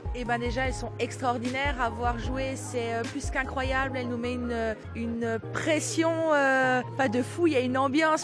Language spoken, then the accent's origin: French; Mulhouse, Grand Est, France; je viens de Mulhouse, donc je suis née à Mulhouse.